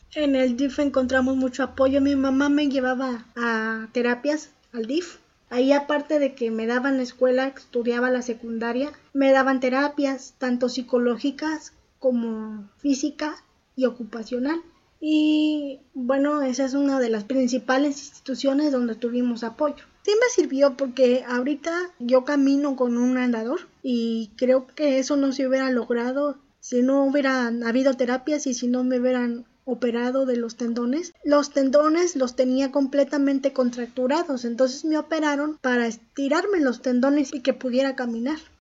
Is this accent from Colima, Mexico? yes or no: no; Mexico City, Mexico; now in Nuevo Laredo, Mexico; Nací en la Ciudad de México, pero actualmente radico en Nuevo Laredo, Tamaulipas.